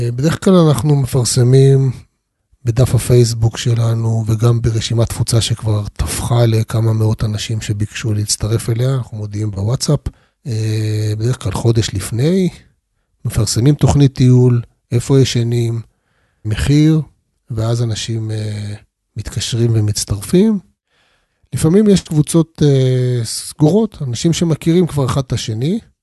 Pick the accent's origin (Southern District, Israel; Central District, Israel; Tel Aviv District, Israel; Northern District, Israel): Southern District, Israel; Arad; אני יליד המדבר, נולדתי בערד. גדלתי שם